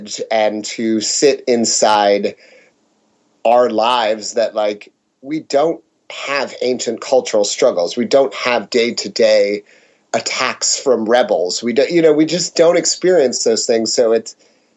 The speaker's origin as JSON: {"language": "English", "country": "United States", "said": "we, as Americans"}